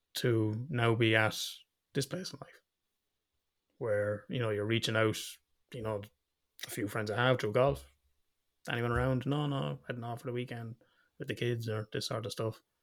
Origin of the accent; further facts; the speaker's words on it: Ireland; we're Irish